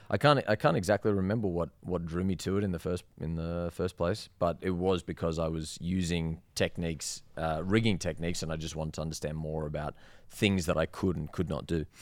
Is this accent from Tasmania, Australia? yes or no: no; Sydney, New South Wales, Australia; moved away as an adult; also born or lived in Queensland / Perth; now in Las Vegas, United States; I'm from Sydney